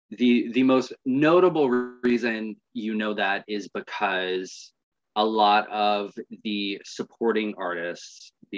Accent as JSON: {"language": "English", "town": "Atlanta", "region": "Georgia", "country": "United States", "said": "I am from Atlanta."}